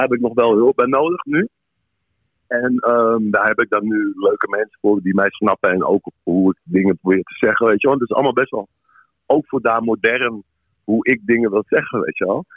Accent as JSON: {"language": "Dutch", "town": "Amsterdam", "region": "North Holland", "country": "Netherlands", "tie": "born or raised there", "said": "ik ben in Amsterdam geboren, getogen"}